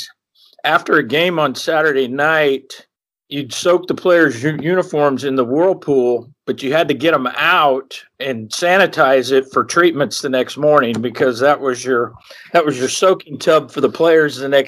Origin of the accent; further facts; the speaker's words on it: Kansas, United States; moved away; I'm from Kansas.